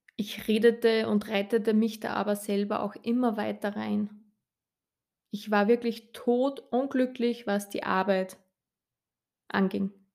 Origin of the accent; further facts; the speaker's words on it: Upper Austria, Austria; ich bin Österreicherin, wie ihr unschwer hören könnt